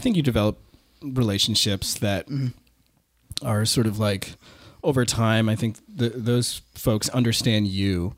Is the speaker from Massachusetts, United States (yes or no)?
yes; Waltham, Massachusetts, United States; I grew up in Waltham